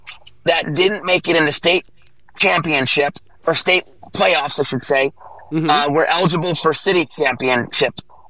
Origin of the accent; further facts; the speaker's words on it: Chicago, Illinois, United States; In 1982, we won the football championship in Chicago. I'm from Chicago.